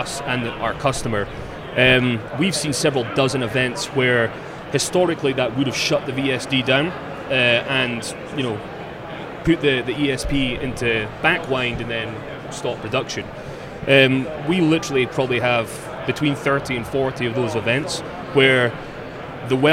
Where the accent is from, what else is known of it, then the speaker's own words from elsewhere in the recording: Scotland, United Kingdom; I'm from Scotland